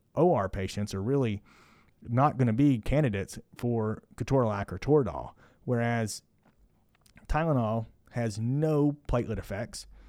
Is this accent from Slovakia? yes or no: no; Kentucky, United States; also born or lived in Indiana; now in Houston, United States; I'm from Kentucky